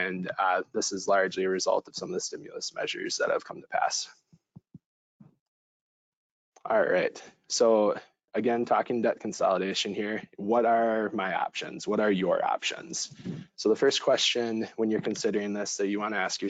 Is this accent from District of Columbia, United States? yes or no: no; Madison, Wisconsin, United States; moved away; I am originally from Madison, Wisconsin